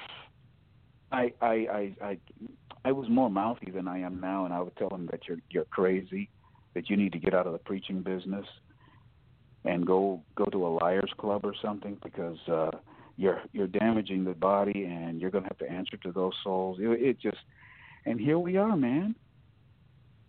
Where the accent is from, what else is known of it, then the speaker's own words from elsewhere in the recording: Ohio, United States; now in Michigan, United States; my home state, you go across the border, and I thought, you know, we have a rhino governor in Ohio